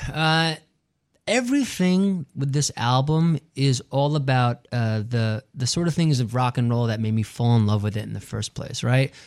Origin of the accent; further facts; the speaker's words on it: New York City, New York, United States; driving around, uh, Queens and Long Island with my dad growing up in New York